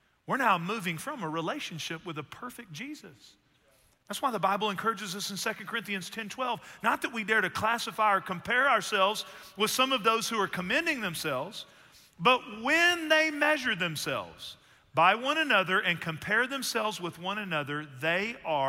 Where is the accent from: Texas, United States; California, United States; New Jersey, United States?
Texas, United States; We're from Texas